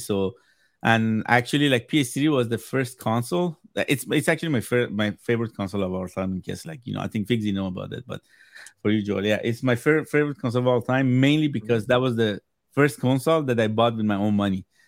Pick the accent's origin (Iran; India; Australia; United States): Iran; first language Persian; English is a second language; moved away; I'm originally from Iran, so where, when I was growing up back home